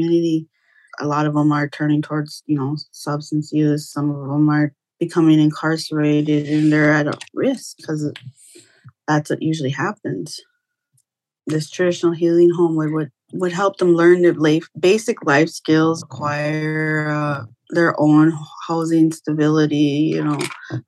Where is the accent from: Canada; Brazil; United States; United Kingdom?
United States; Pine Point, Minnesota; I come from Pine Point